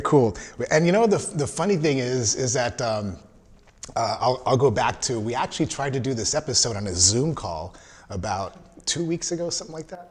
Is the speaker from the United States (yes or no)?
yes; Southern California, United States; now in Texas, United States; I'm originally from Southern Cal